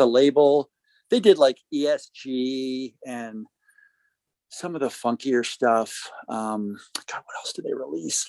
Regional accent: Jersey Shore, New Jersey, United States; moved away; I came up from from the Jersey Shore

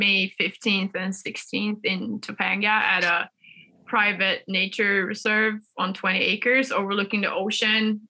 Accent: Sweden; I grew up on the Swedish island with blonde kids with blue eyes

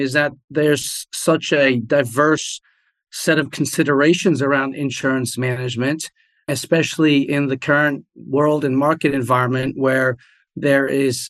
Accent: France; also born or lived in Germany / New Jersey, United States; So I grew up in France, Germany, and New Jersey. We moved around a bit as a family.

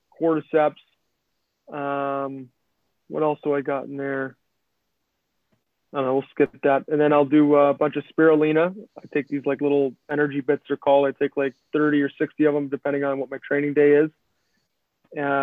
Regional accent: Midwest, United States; moved away; we're from the Midwest

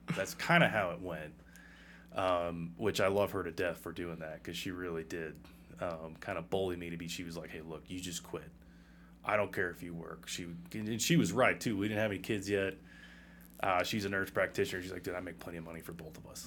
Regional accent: Massachusetts, United States; moved away as an adult; also born or lived in Colorado / New York / Virginia / Minnesota; I'm from Massachusetts originally, and outside of that, I've been in Colorado, New York, Virginia

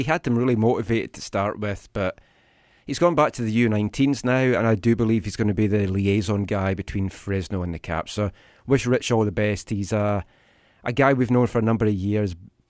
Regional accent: Taiwan; Oh, look at you. I grew up in Taiwan.

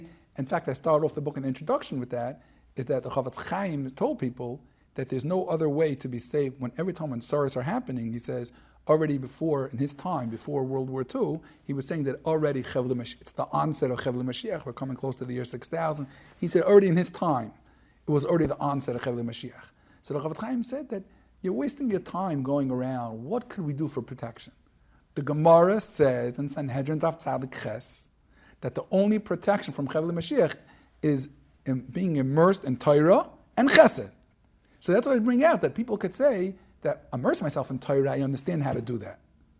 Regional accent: New York City, New York, United States; moved away as an adult; also born or lived in Israel; now in Lakewood, United States; I grew up in Flatbush, and it was gewaldic, the Chaim Berlin elementary years.

